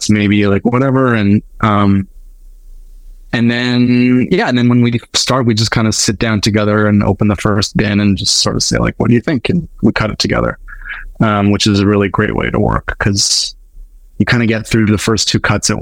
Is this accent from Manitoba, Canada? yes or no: yes; Winnipeg, Manitoba, Canada; I'm from Winnipeg